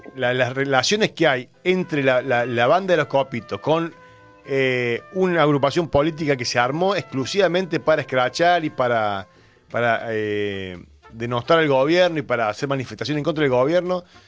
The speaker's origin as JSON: {"language": "Spanish", "region": "Córdoba", "country": "Argentina", "said": "somos cordobeses"}